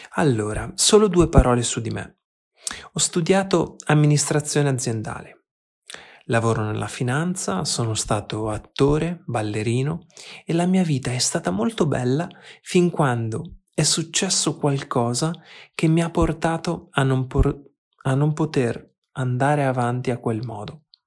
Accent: Argentina; now in Berlin, Germany; Sono argentino, vivo a Berlino

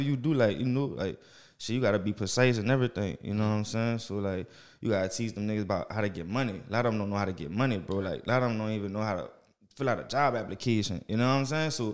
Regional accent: New Orleans, Louisiana, United States; I'm from there. From the 7 Wall

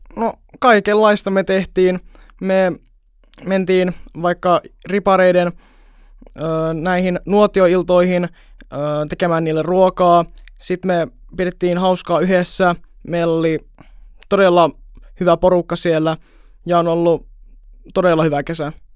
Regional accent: Jyväskylä, Central Finland, Finland; mä oon Jyväskylästä

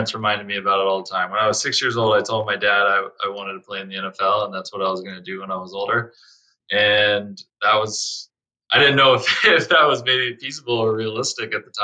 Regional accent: Fort Worth, Texas, United States; moved away as an adult; also born or lived in Miami / Detroit; Born and raised in Fort Worth, Texas

